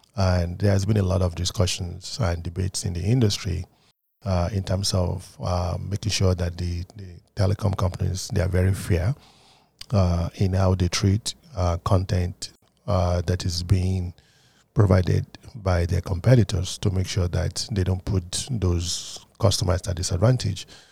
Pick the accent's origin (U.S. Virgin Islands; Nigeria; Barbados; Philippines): Nigeria; also born or lived in United Kingdom; now in United States; I grew up in Nigeria